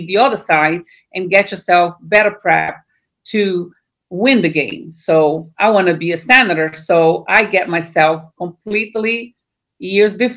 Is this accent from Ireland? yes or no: no; Brazil; moved away as an adult; now in United States; I was born in Brazil. I live in America more than 30 years.